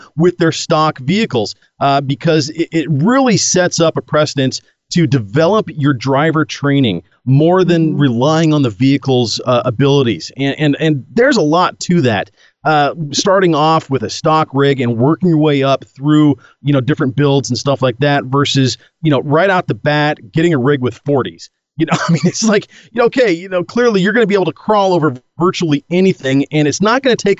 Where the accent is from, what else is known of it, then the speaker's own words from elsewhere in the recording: Oregon, United States; in my home state in Oregon here